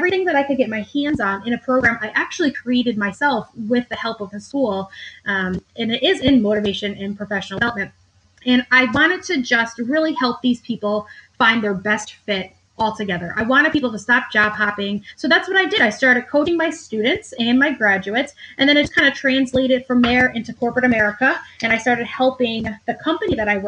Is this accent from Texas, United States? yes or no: no; upstate New York, United States; also born or lived in Manhattan, New York; I relocated from Manhattan to upstate New York, where I'm from